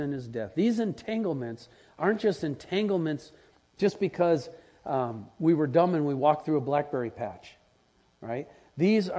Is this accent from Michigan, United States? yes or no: no; Wisconsin, United States; as a kid growing up in Wisconsin, we had that red Wisconsin clay